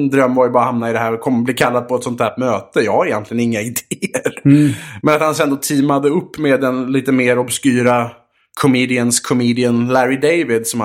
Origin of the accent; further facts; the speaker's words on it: Vaxholm, Stockholm County, Sweden; born there; Ja, jag föddes alltså i Vaxholm 1984.